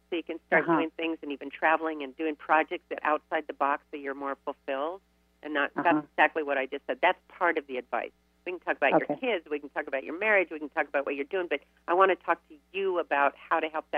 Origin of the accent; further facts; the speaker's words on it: Riverside, California, United States; I grew up in Riverside.